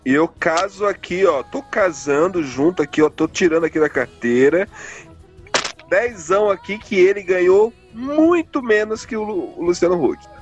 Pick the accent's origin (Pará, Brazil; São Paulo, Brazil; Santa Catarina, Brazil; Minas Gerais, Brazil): Pará, Brazil; o nordestino, no caso o paraense, esse que vos fala